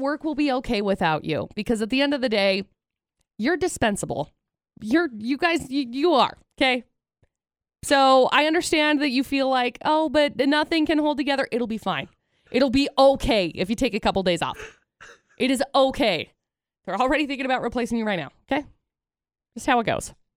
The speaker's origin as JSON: {"language": "English", "region": "Utah", "country": "United States", "tie": "born or raised there", "said": "growing up in Utah"}